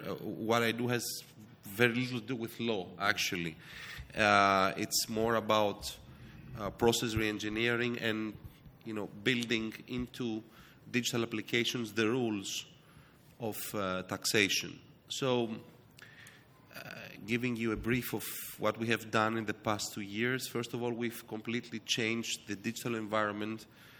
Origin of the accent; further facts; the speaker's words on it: Missouri, United States; born there; I was born in the States. It was Missouri, not New York.